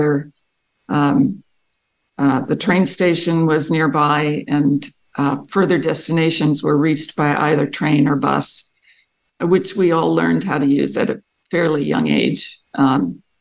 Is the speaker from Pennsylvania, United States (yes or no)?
yes; Paoli, Pennsylvania, United States; I grew up in a small town outside of Philadelphia, in Pennsylvania. The town was called Paoli